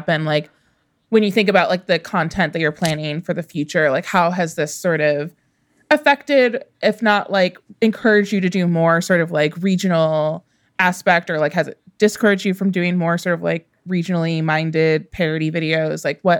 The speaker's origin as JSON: {"language": "English", "region": "Midwest", "country": "United States", "said": "I'm from the Midwest."}